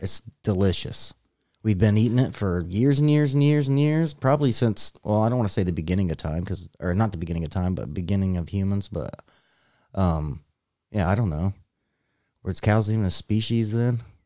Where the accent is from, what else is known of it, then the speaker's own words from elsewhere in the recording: United States; I'm American